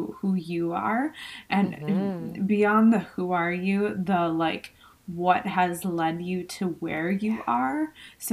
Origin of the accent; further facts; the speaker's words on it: Buffalo, New York, United States; moved away; we're both from Buffalo, New York